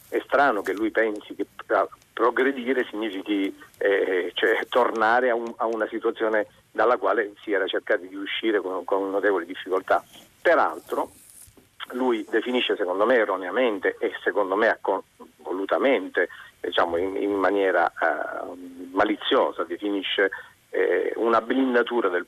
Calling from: Catania, Sicily, Italy; …, siamo da Catania

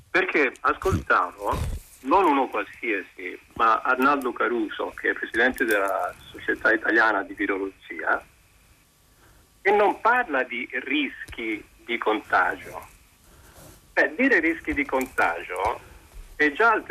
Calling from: Pisa, Tuscany, Italy; chiamo …, sono da Pisa.

